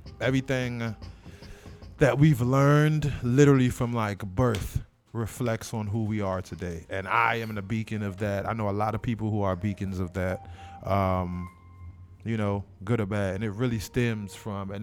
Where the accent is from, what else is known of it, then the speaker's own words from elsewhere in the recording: Washington, District of Columbia, United States; moved away; also born or lived in Seat Pleasant, Maryland; I'm not from the West Coast at all. I'm from the East Coast. I'm from Washington, D.C.